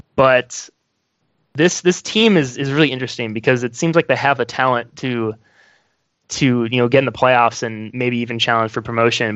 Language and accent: English; Wisconsin, United States; moved away as an adult; also born or lived in Chicago; now in Indianapolis, United States; when I was growing up in Wisconsin, I played played soccer